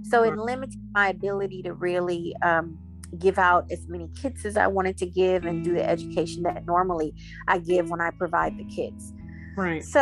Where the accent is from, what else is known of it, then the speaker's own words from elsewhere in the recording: Jamaica; But I recently took a trip to Jamaica, which is my home country.